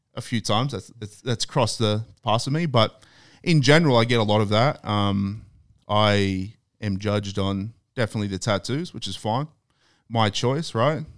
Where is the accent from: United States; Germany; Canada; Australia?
Australia; moved away; I'm from Australia.